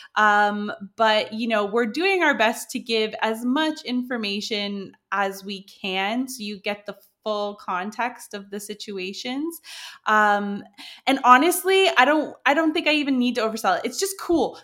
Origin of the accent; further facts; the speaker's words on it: Canada; moved away as an adult; now in France; I am a Canadian plus size model who moved to France in two, when did I move here? two thousand sixteen